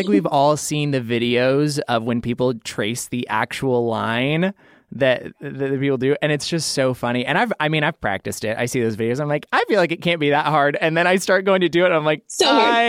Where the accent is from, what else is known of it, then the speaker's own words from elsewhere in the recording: Idaho, United States; moved away as an adult; now in Los Angeles, United States; I grew up in Idaho. And so in Idaho, there's just a ton of empty space. And I live in like Boise Meridian area. So there's like city, but then you drive 20 minutes out and you're in like farmlands.